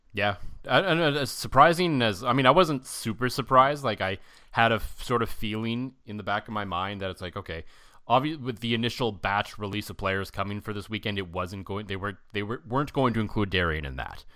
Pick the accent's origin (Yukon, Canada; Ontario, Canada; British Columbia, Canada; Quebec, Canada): Ontario, Canada; Ottawa; now in Saskatchewan, Canada; I grew up in Ottawa